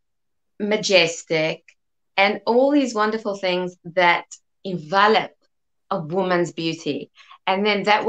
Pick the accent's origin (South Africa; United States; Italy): South Africa; accent: South African; I was born in South Africa, hence the South African accent.